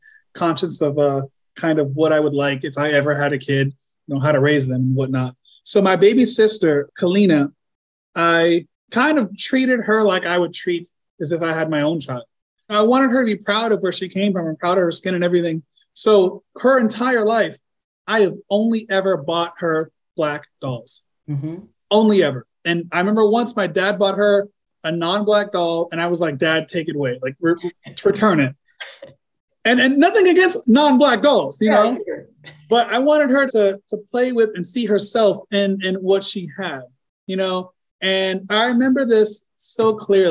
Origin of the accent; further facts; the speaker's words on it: Tampa, Florida, United States; also born or lived in Bahamas; I'm a Southern boy. I'm a son of the South. I'm from Florida